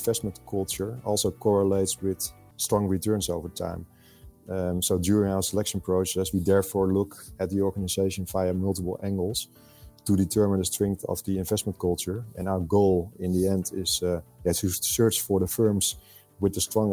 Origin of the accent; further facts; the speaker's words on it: Netherlands; I'm born and raised in the Netherlands